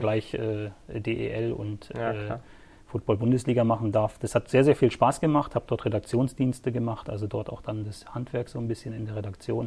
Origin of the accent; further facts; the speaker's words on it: Sittensen, Lower Saxony, Germany; also born or lived in Swabia; now in Herrenberg, Germany; ich bin aufgewachsen in einem kleinen Örtchen äh, im ländlichen Bereich zwischen Hamburg und Bremen. Ja, ah, okay. Sittensen